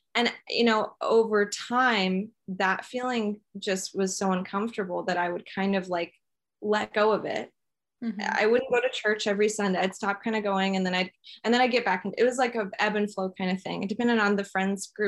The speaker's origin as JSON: {"language": "English", "town": "Flower Mound", "region": "Texas", "country": "United States", "tie": "born or raised there", "said": "I grew up in Flower Mound, Texas"}